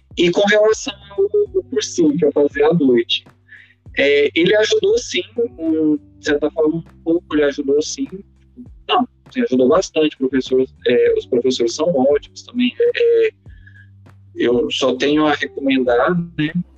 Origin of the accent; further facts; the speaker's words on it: Uberlândia, Minas Gerais, Brazil; now in Patos de Minas, Brazil; eu nasci em Uberlândia, fui criado em Uberlândia, só que no final a gente acabou mudando para Patos.